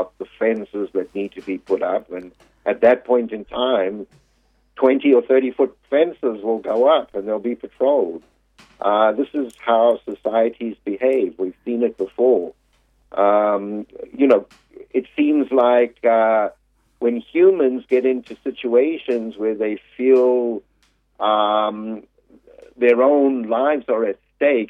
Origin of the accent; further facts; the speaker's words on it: South Africa; moved away as an adult; now in United States; I was born in South Africa and I lived there for the first 30 years of my life.